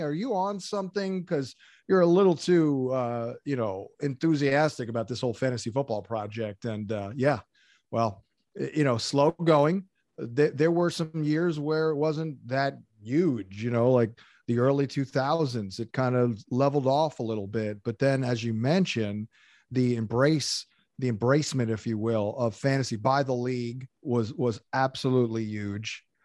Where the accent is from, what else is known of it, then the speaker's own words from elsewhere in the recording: outside Atlantic City, southern New Jersey, United States; I grew up in southern New Jersey, uh, right outside of Atlantic City